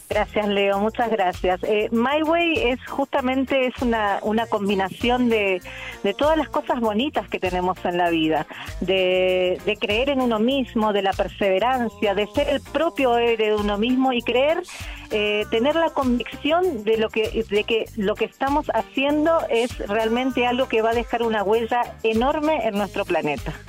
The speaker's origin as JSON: {"language": "Spanish", "region": "Misiones", "country": "Argentina", "moved": "as an adult", "lives_now": "Chile", "said": "soy argentina, sí, vengo de la, de la provincia de Misiones"}